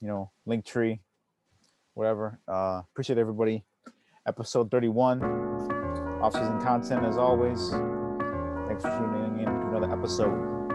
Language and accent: English; Chicago, Illinois, United States; born and raised in Chicago.